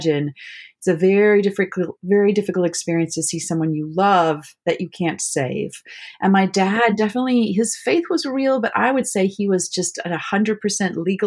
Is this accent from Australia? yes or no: no; South Africa; moved away as an adult; also born or lived in Michigan / Virginia; now in Maryland, United States; I was born in South Africa. So I think both of us are third world kids in a way. I grew up in South Africa